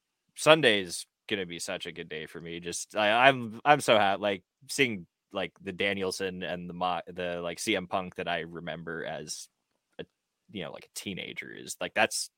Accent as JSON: {"language": "English", "country": "Canada", "said": "as a Canadian"}